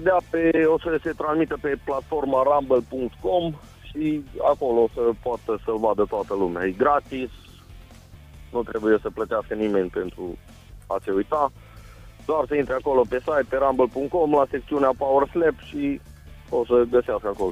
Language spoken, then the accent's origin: Romanian; Mihalț, Alba County, Romania; sunt din Mihal, de Alba. Sunt un băiat simplu, modest, de la țară